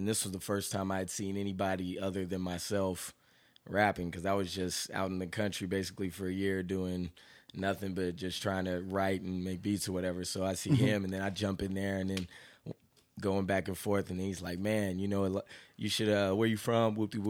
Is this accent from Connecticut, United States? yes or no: no; Portland, Oregon, United States; also born or lived in Atlanta; now in Austin, United States; So I'm originally from Portland, Oregon, but I'm from a military family. So Texas is like my second home. So I've lived all over the place.